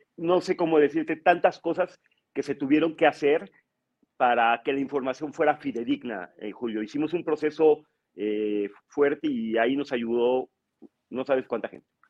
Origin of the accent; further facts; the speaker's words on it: Mexico; somos los mexicanos como país